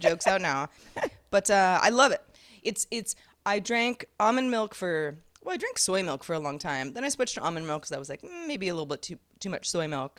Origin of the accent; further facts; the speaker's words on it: Sebastopol, California, United States; I grew up in Sebastopol, California